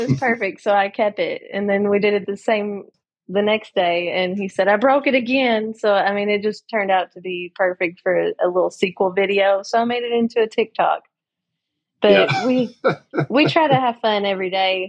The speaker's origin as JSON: {"language": "English", "region": "Kentucky", "country": "United States", "accent": "Southern", "said": "I'm from Kentucky"}